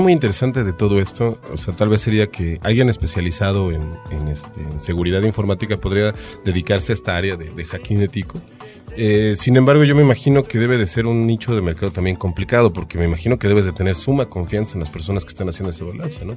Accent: Mexico; nosotros como buenos mexicanos

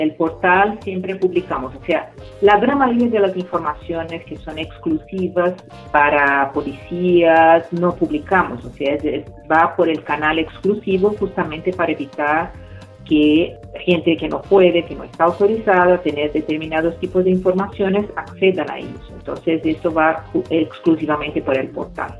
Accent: Brazil; soy brasileña

